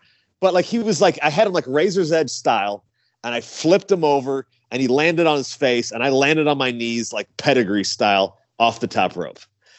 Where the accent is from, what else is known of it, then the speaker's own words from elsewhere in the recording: Clearwater Beach, Florida, United States; I'm from Clearwater Beach, Florida, and I wear, you know, beach related tights and colors